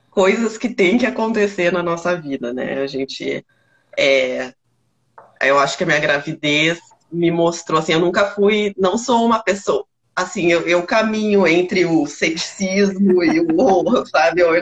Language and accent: Portuguese; Rio Grande do Sul, Brazil; now in Belo Horizonte, Brazil; e sou gaúcha e moro em BH, né? Então, moro longe da minha família